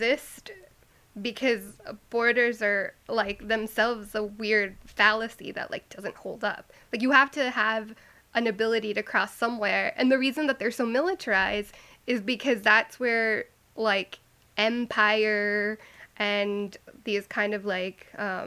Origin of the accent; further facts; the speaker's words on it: Imperial Valley, California, United States; I was born in the Imperial Valley